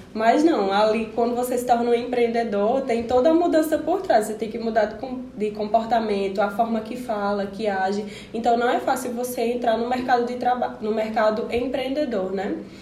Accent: Serra Talhada, Pernambuco, Brazil; moved away as an adult; now in Caruaru, Brazil; Eu sou de Serra Talhadense e vim para Caruaru para estudar

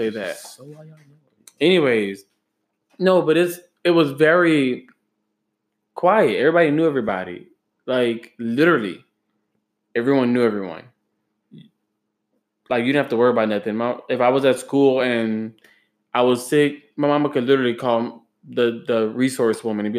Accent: Grand Coteau, Louisiana, United States; Okay, I am from Grand Coteau, Louisiana.

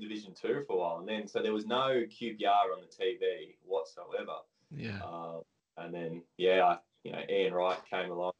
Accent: Australia; moved away as an adult; also born or lived in Scotland; I was born in Australia. My dad and grandparents were born in England. They come out here when my dad was just one

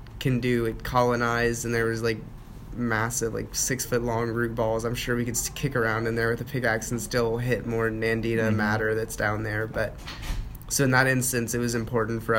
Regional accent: Texas, United States; being a Texan is in my own identity

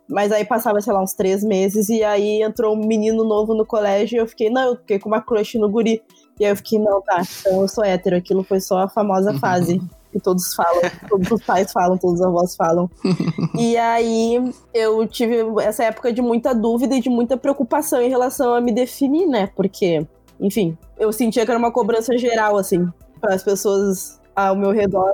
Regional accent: Rio Grande do Sul, Brazil; eu sou do Rio Grande do Sul

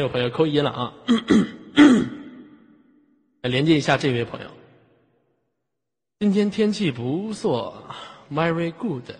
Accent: China; 咱们都是中国人，咱们不是在西方，现在是东方，好吗？

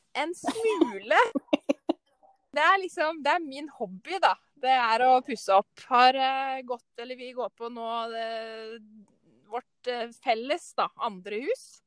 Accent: Ottestad, Innlandet, Norway; jeg er fra Ottestad, som er en del av Stange, som eh, ligger mot Hamar

